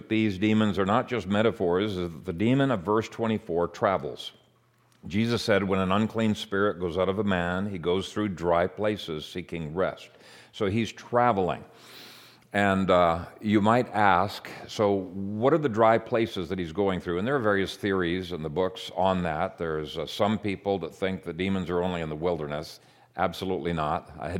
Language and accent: English; Ethiopia; I grew up in Ethiopia in an animistic province where people were under enormous bondage to demons.